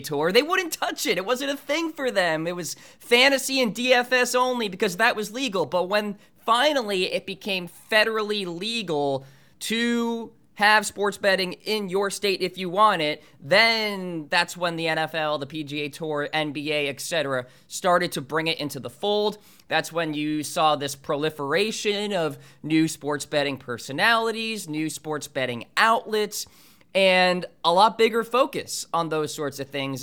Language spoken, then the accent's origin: English; New Hampshire, United States; my hometown course up in New Hampshire called Green Meadow